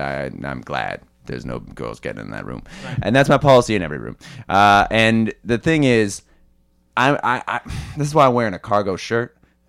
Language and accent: English; Kitchener, Ontario, Canada; I'm a dude from Kitchener.